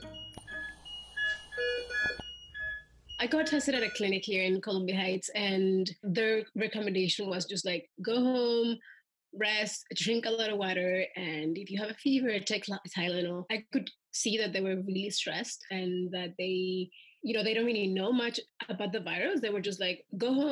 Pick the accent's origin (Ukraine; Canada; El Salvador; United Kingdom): El Salvador; Soyapango, San Salvador; now in Washington, D.C., United States; I grew up in El Salvador